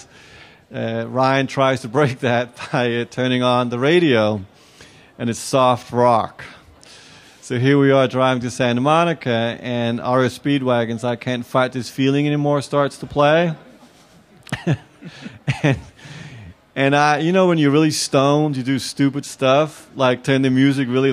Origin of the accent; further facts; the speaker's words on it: Copenhagen, Capital Region of Denmark, Denmark; I'm from Copenhagen. I live in Copenhagen.